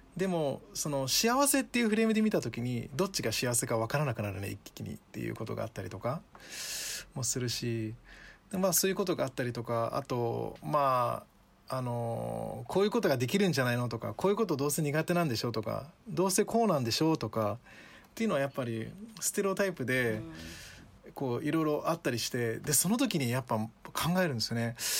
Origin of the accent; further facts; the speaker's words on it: Japan; Japanese is a second language; also born or lived in Ghana; 自分は日本という環境で育った